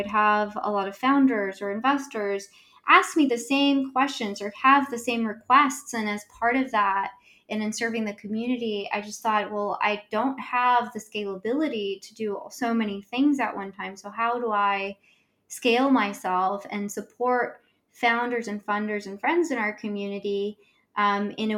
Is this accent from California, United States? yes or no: yes; Los Angeles, California, United States; growing up in South Central